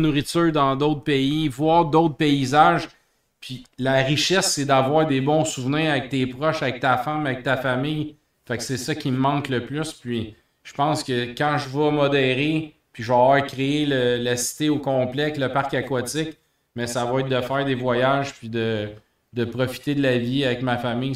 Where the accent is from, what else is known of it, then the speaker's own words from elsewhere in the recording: Montreal, Quebec, Canada; on vient de Montréal, du Canada